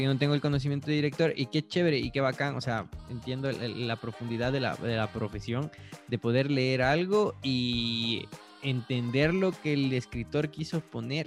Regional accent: Latacunga, Cotopaxi, Ecuador; moved away; Yo voto en la Tacunga

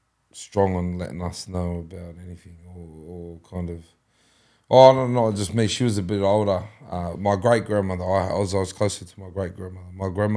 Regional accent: Penrith, New South Wales, Australia; I was born here in the Nepean Hospital. Still live here, down the road from the Nepean Hospital. My dad was from Mount Druitt, Shelby. So I was both Shelby and Penrith.

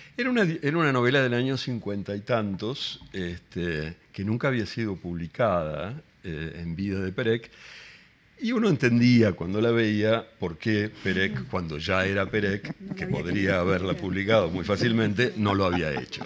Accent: Argentina; accent: Argentine; first language Spanish; moved away as an adult; now in Madrid, Spain; voy a seguir hablando con mi puto acento argentino

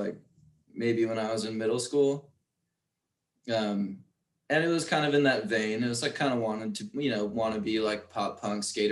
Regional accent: New Berlin, Wisconsin, United States; I grew up in New Berlin.

